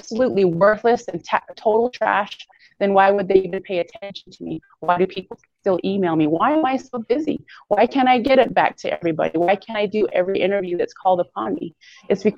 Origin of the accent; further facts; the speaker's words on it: United States; I'm an American